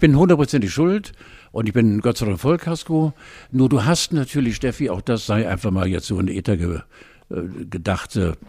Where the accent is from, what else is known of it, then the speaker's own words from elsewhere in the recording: Wentorf bei Hamburg, Schleswig-Holstein, Germany; Wir sind ja am Rande von Hamburg groß geworden, in einem fast schon dörflichen Charakter. Wentorf bei Bergedorf.